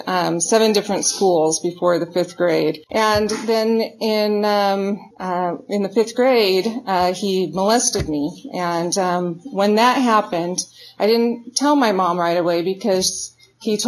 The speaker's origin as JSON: {"language": "English", "town": "Garden City", "region": "Idaho", "country": "United States", "tie": "born or raised there", "said": "they moved into a trailer down in Garden City. They didn't have money for furniture and stuff. So they brought a log in from down by the river, and they had shag green carpet and they had wood paneling. So they liked to, smoke some weed and get drunk and pretend that they were in the forest. And that's what I was born into."}